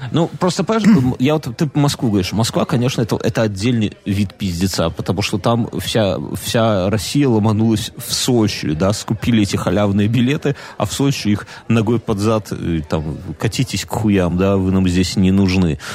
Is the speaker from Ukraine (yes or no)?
no; Belarus